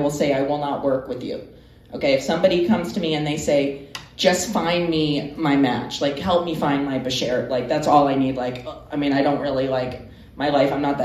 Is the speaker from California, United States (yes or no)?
no; Georgia, United States; moved away; also born or lived in Florida / Miami; I'm from Georgia. I'm from a small town